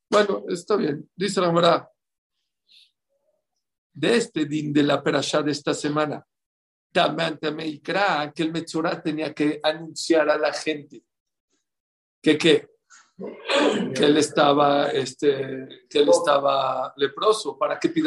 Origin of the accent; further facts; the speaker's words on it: Poland; now in New York, United States; Y se acabo de regresar de donde yo vivía de chiquito en Polonia. En Polonia, en las calles donde yo vivía, había más gente que en Borough Park y en Flatbush.